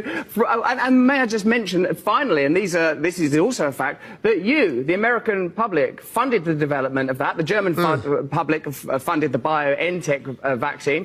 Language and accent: English; England, United Kingdom; I'm English